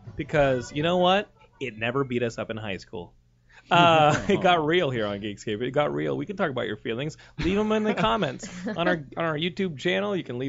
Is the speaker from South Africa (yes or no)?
yes; South Africa; born there; I was born in South Africa.